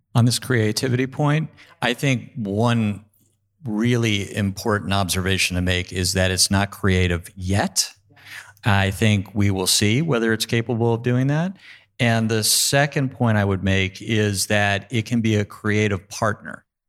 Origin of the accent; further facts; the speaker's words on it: New York, United States; I'm a New Yorker as well